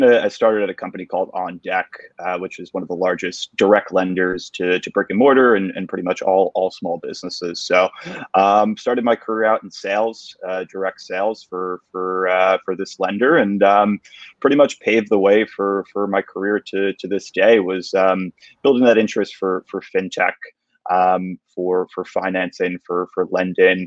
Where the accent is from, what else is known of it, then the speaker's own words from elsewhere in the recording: New York, United States; Born and bred New Yorker. I've been here for my entire life.